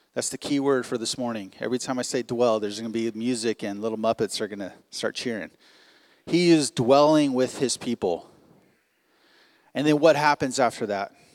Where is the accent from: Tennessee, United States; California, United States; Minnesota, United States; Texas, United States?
California, United States; Long Beach; moved away as an adult; now in Providence, United States; we come from Long Beach, California, like I said earlier, uh, where basically we spent our entire lives in about a five mile radius